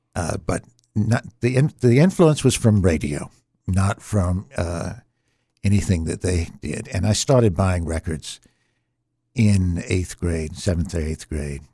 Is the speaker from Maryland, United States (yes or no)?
no; Norfolk, Virginia, United States; I was born in Norfolk, Virginia